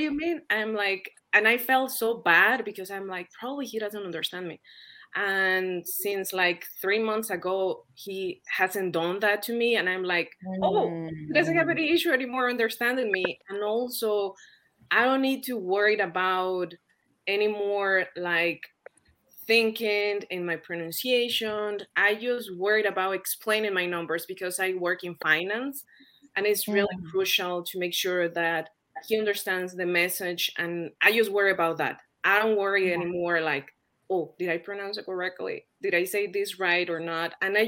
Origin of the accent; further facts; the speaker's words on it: Mexico; English is a second language; now in United States; I am from Mexico, but I live in the States. I have been living here for 8+ years